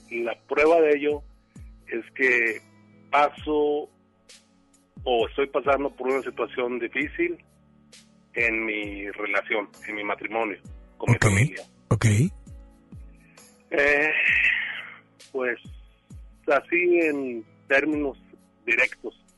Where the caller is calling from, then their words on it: García, Nuevo León, Mexico; De García Nuevo León.